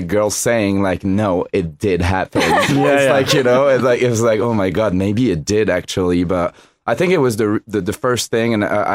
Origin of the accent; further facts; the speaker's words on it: France; moved away; growing up in France